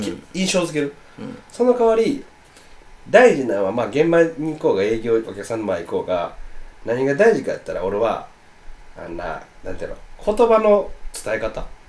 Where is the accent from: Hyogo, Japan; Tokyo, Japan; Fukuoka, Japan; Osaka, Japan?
Osaka, Japan; 俺ら大阪の人間として